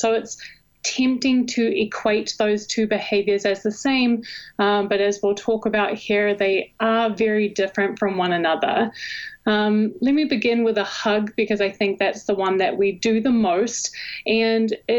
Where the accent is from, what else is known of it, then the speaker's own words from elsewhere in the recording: New Zealand; moved away as an adult; also born or lived in Hawaii / Arizona; now in Texas, United States; I was actually born and raised in New Zealand, and I moved to Hawaii on scholarship for water polo when I was an undergrad